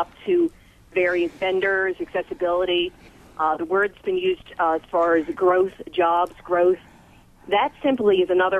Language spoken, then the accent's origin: English; Washington, District of Columbia, United States; moved away as an adult; now in Bloomington, United States; I'm originally from the Washington, D.C. area. I've been out here living in Bloomington for about 3.5 years or so